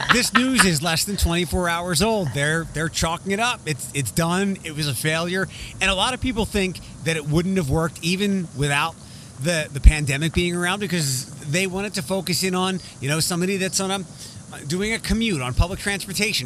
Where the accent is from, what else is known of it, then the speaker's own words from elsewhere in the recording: Philadelphia, Pennsylvania, United States; now in Wood County, Ohio, United States; I'm from Philadelphia